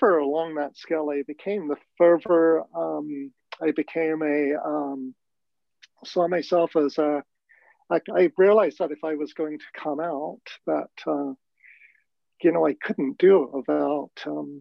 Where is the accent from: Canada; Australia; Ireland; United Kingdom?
United Kingdom; London; moved away; I was born in London, England. I was born into a racist, prejudiced environment